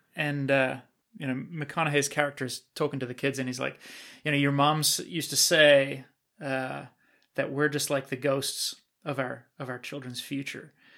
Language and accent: English; New Zealand; I was born and raised in New Zealand